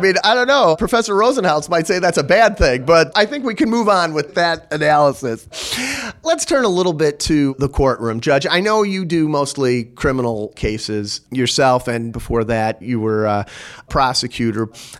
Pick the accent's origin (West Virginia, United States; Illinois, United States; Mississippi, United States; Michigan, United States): Illinois, United States; Chicago; now in Texas, United States; amazing to me that I actually moved to a jurisdiction that had the potential to be more litigious than where I came from Chicago.